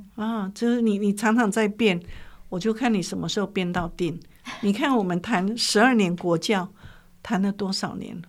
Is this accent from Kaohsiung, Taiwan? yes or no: no; Yilan County, Taiwan; 我就在乡下，在宜兰长大